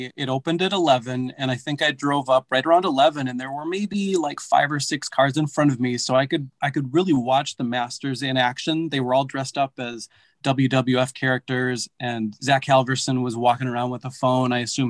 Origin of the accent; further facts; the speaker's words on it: Stevens Point, Wisconsin, United States; I'm from Stevens Point.